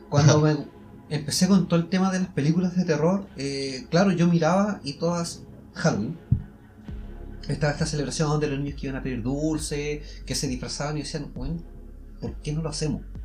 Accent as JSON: {"language": "Spanish", "country": "Chile", "said": "siendo chilenos."}